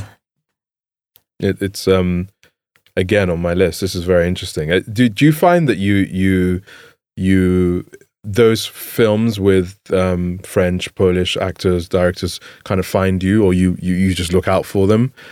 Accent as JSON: {"language": "English", "region": "England", "country": "United Kingdom", "tie": "born or raised there", "said": "growing up in England"}